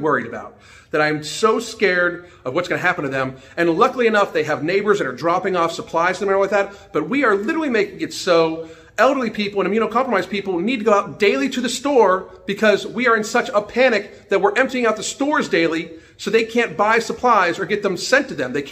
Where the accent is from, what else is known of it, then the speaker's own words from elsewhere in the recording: United States; I'm an American citizen